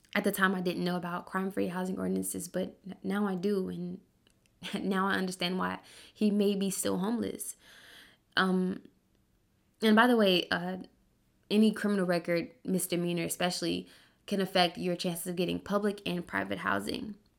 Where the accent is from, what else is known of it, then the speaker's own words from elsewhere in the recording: Birmingham, Alabama, United States; when I was a kid in Birmingham, so I'm from Birmingham, Alabama